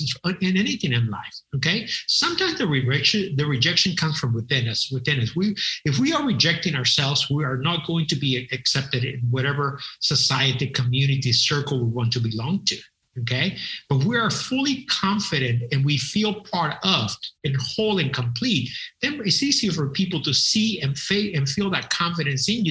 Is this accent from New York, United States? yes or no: no; San Antonio, Texas, United States; moved away as an adult; also born or lived in The Woodlands, Texas; we moved to San Antonio, Texas, which was a heavily military town